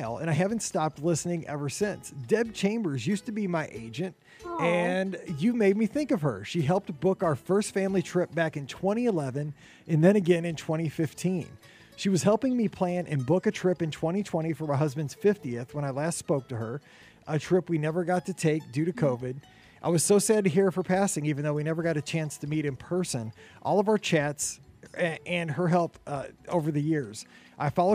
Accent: Missouri, United States; Missouri, where I'm from, southern part of the state.

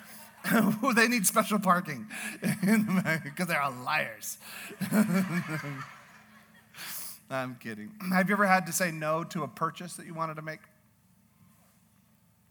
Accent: Canada; I'm Canadian

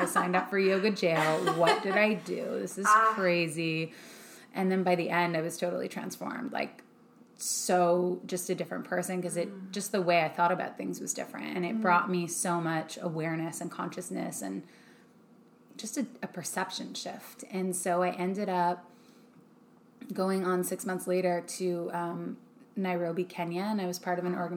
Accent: Canada; now in Los Angeles, United States; I'm Canadian

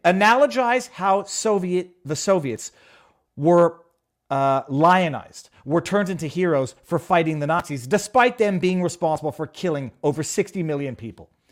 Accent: Canada

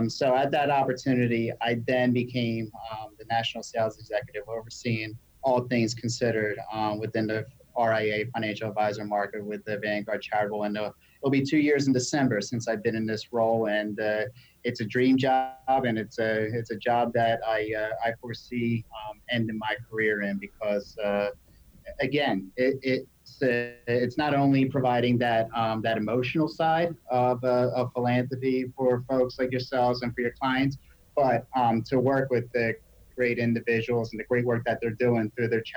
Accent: Delaware County, Pennsylvania, United States; accent: Delaware Valley; I'm from Delaware County

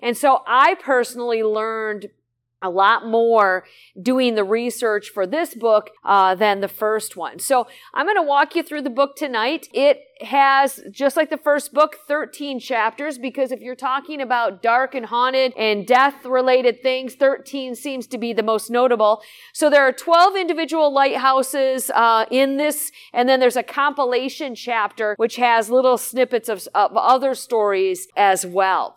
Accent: Southwest Michigan, United States; I was born and raised in Southwest Michigan

